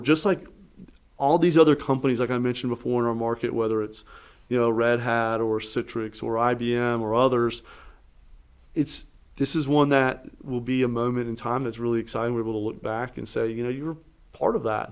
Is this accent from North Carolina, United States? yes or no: yes; Eastern North Carolina, United States; now in Raleigh, United States; I was born in Eastern North Carolina, came here for school